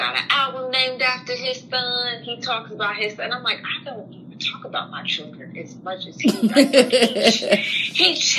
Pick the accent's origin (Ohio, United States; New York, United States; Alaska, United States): New York, United States; also born or lived in New Jersey; you know, I was raised in New York and New Jersey, so that's the kind of music that I always like